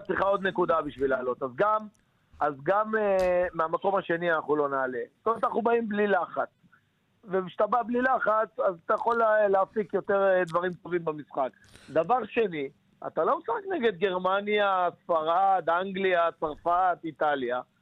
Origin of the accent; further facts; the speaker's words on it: Nahariya, Northern District, Israel; כי אני מנהריה